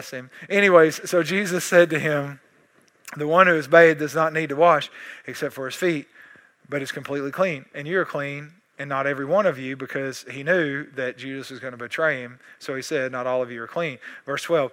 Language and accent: English; East Texas, United States; I'm East Texan